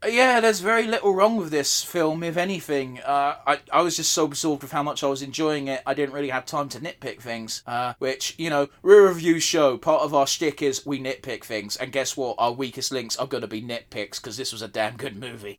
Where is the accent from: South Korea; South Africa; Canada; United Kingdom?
United Kingdom; England; despite being English